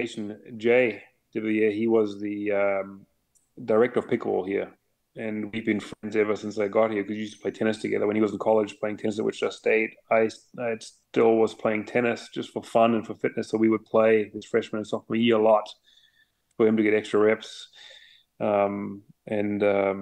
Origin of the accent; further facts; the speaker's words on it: Munich, Bavaria, Germany; moved away as an adult; now in United States; I was born and raised in Munich in Germany.